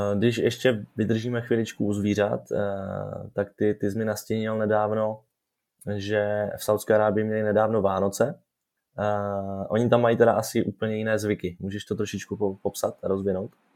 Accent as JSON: {"language": "Czech", "country": "Czechia", "said": "jako Češi"}